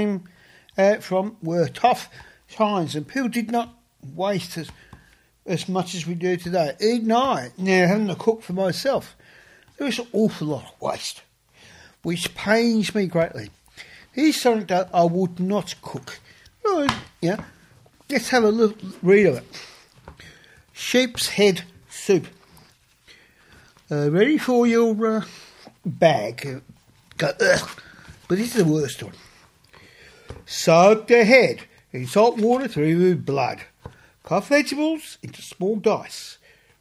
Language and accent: English; Australia; also born or lived in England; I'm an Australian. I was born in England, but I am an Australian